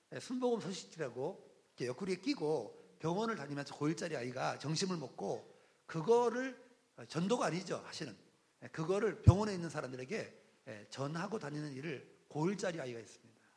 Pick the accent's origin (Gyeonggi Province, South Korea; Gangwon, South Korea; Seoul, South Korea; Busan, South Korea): Gangwon, South Korea; Jeongseon; 저의 고향이 어딘가 하면 강원도 정선 어, 사북이라는 곳입니다.